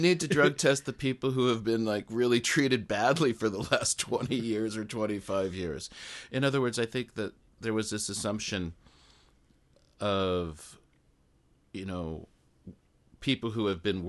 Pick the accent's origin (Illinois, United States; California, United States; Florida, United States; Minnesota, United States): California, United States; Los Angeles; now in Japan; I'm from Los Angeles, so I think to go 5 miles on the freeway now takes like an hour.